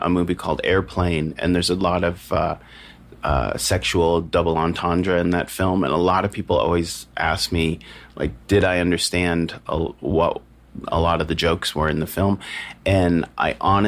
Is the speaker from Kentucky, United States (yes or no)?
no; California, United States; I grew up as a child actor, and so I had to drive to Los Angeles a lot from my hometown. It's like an hour drive